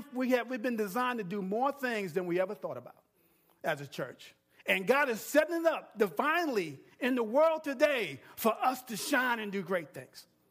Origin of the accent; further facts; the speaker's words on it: New York, United States; moved away; I'm from New York